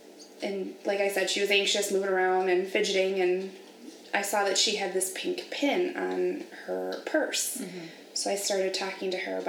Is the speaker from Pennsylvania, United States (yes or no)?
no; Sterling Heights, Michigan, United States; I am from Sterling Heights. I live there with my boyfriend and our fur kids.